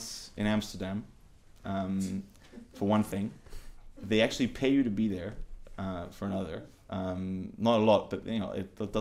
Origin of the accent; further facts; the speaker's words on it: Cyprus; I'm from Cyprus